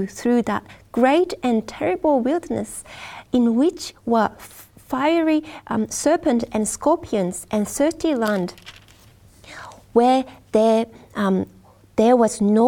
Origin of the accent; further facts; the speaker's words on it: Japan; Japan, which is my home country as well